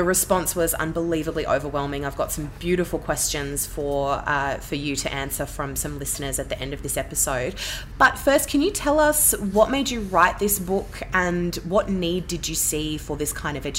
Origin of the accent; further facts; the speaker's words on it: Canberra, Australian Capital Territory, Australia; moved away; also born or lived in Melbourne; I'm actually born and bred Canberra. I don't live there anymore, but I was raised there, and it's a beautiful city.